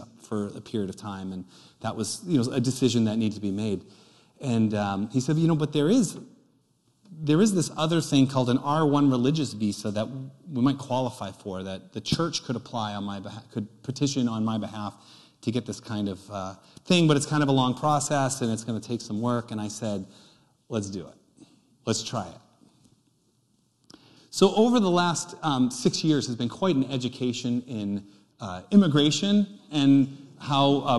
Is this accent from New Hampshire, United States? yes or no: yes; Nashua, New Hampshire, United States; I'm from South Nashua.